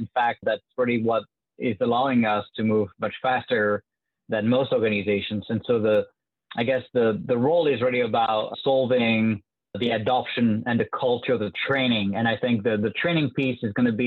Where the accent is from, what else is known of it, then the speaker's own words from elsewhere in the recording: France; accent: French; English is a second language; moved away as an adult; now in United States; you can tell with my French accent that I was not born in the U.S. I moved to the U.S. about 10 years ago now.